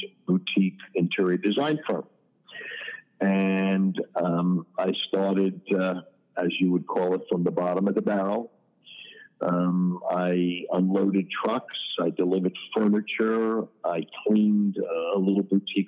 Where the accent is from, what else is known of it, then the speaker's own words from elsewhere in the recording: New York City, New York, United States; moved away as an adult; now in South Florida, United States; I was born and raised in Queens, in Forest Hills